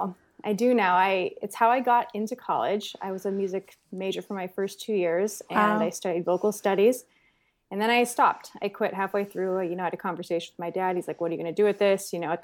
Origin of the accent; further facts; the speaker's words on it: California, United States; But, no, I grew up in the San Francisco Bay Area. So, mm-hmm. I'm California born and bred. I'm middle-class family, oldest of three.